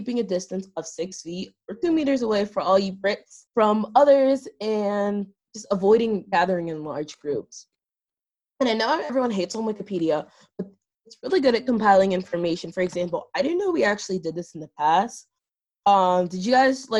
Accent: Pittsburgh, Pennsylvania, United States; I was born and raised 30 minutes outside of Pittsburgh

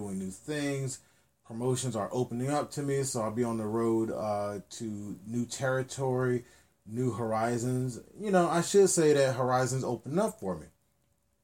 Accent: Norfolk, Virginia, United States; where I grew up in Norfolk, Virginia

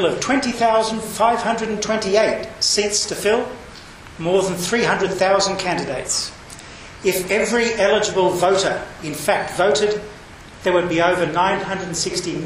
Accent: Australia; I'm not Indonesian. I'm Australian.

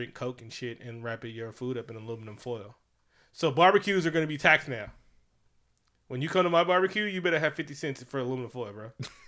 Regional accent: Memphis, Tennessee, United States; also born or lived in North Carolina; I'm from Memphis and North Carolina.

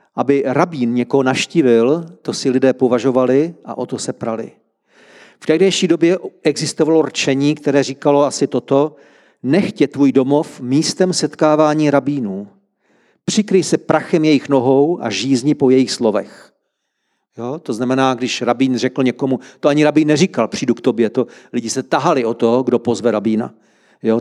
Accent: Czechia; Jsme Češi

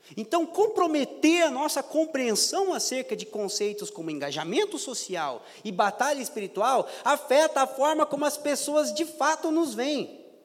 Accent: Brazil; sou pobre, sou brasileiro

